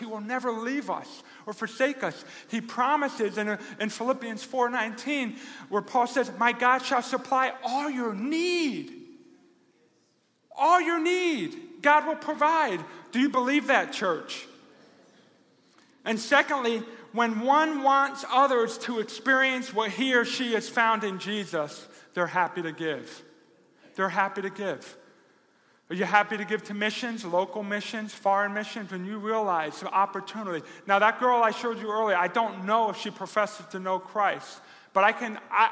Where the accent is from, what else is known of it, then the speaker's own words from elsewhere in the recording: New Jersey, United States; now in Rochester, United States; I didn't grow up here. I grew up in New Jersey.